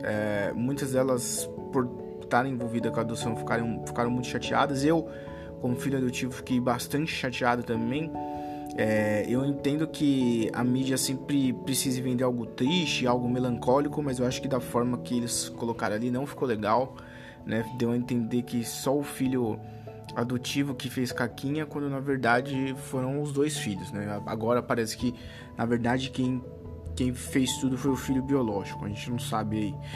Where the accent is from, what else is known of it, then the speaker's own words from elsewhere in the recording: Brazil; por mais que eu tenha nascido no Brasil